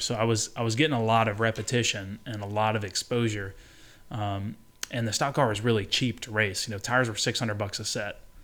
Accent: Birmingham, Alabama, United States; I grew up in Birmingham, Alabama

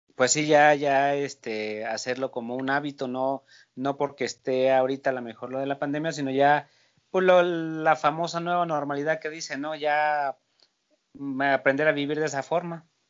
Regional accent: Mexico; uno como mexicano

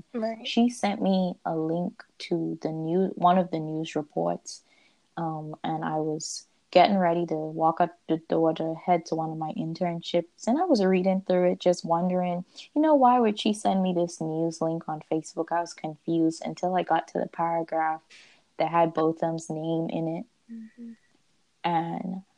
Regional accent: Bahamas; moved away as an adult; now in Searcy, United States; I am from the Bahamas, and yes, I'm an international student as well

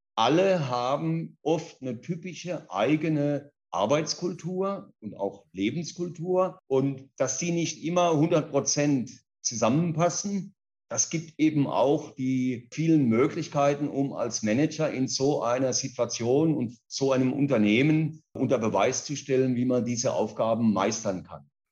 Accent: Kaiserslautern, Rhineland-Palatinate, Germany; moved away as an adult; also born or lived in Mannheim / Karlsruhe / Ruhr area / Spain; now in São Paulo, Brazil; Ich bin in Kaiserslautern in Deutschland geboren, in der Pfalz aufgewachsen, habe in Mannheim Abi gemacht

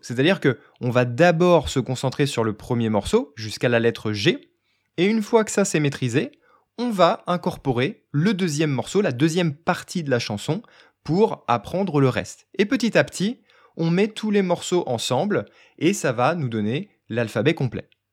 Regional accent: France; je suis français

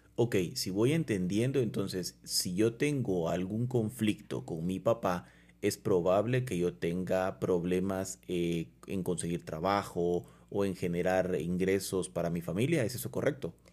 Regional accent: Guatemala; nosotros como guatemaltecos

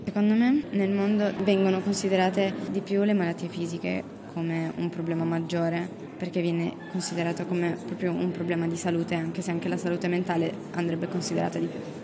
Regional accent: Pakistan; now in Turin, Italy; io sono asiatica, vengo dal Pakistan

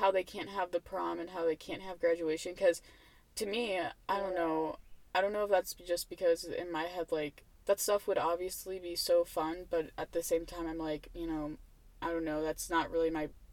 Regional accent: Indiana, United States; I was born in Indiana

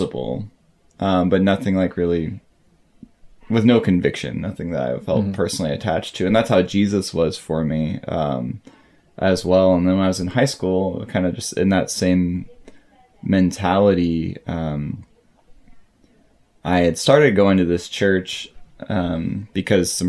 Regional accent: St. Louis, Missouri, United States; I was born there and spent until about high school

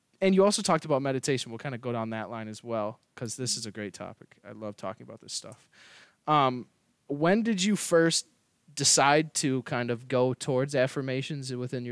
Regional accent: Wisconsin, United States; I'm from Wisconsin.

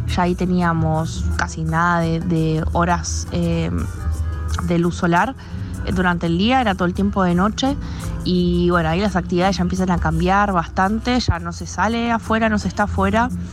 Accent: Buenos Aires, Argentina; moved away as an adult; also born or lived in Denmark; now in Tromsø, Norway; soy de Argentina, eh, más específicamente de Buenos Aires

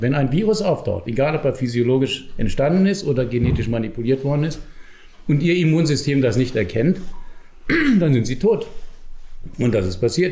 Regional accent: Germany; now in Austria; Ich komme ja aus Deutschland, wie man hört, an meiner Sprache.

